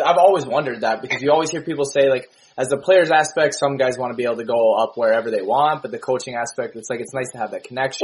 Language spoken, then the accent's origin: English; Lake Tahoe, California, United States; I'm from Lake Tahoe, which is not too far. It's in California.